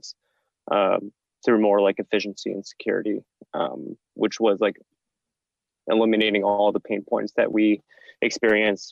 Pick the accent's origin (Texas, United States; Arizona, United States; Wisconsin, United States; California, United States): California, United States; Bay Area; moved away as an adult; now in New York, United States; I'm actually originally from the Bay Area